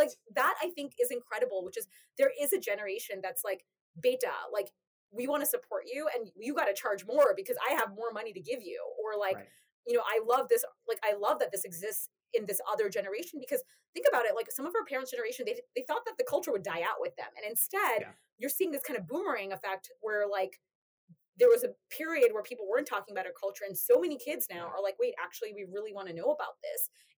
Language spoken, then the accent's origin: English; India; born there; also born or lived in United States; I was actually born in South Asia too. I was born in India. And it's difficult for me to say. So I would say I identify as Indian American, I identify as Bengali American, I identify as South Asian American.